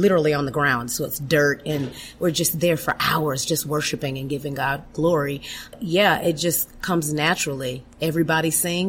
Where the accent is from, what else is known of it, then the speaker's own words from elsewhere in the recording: Miami, Florida, United States; moved away as an adult; also born or lived in Georgia; now in Alabama, United States; Okay. So I was born and raised in Miami, Florida.